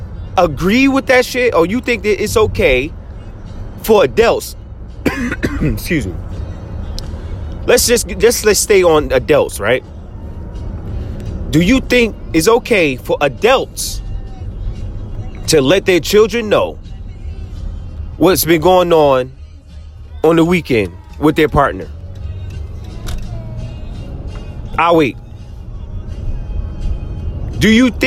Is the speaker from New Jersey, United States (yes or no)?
yes; New Jersey, United States; I'm from Jersey. 1,000,000%, born and raised